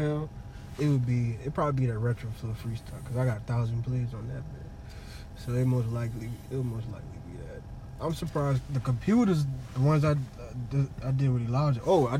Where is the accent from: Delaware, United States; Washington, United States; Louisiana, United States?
Louisiana, United States; New Orleans; I grew up in Iberville Project.